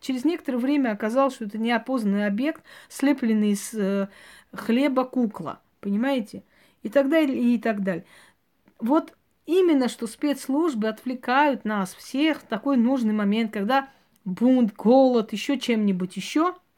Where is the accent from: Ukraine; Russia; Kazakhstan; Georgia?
Georgia; moved away; Вот у нас, например, на, родине, где я родилась, в Грузии, наше село прям рядом со спящим вулканом